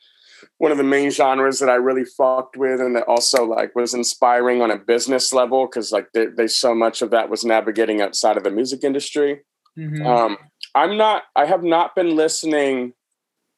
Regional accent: New Hampshire, United States; moved away; back home where I grew up in New Hampshire

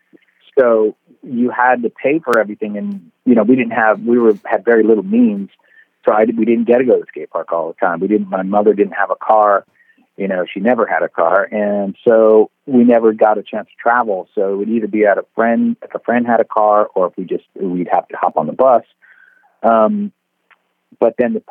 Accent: San Francisco, California, United States; growing up in San Francisco, you know, it's nothing but hills, and we lived on a hill when I got my first board

